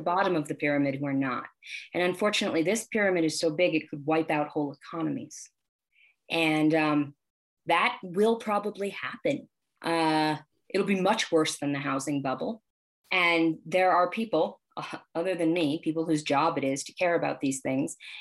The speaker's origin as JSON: {"language": "English", "country": "United States", "tie": "born or raised there", "said": "I was born here. I'm American"}